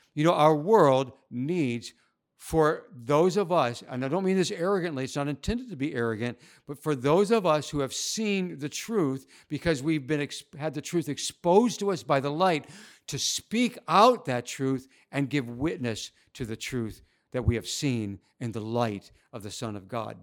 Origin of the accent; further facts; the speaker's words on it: United States; moved away as an adult; now in Shanghai, China; my home country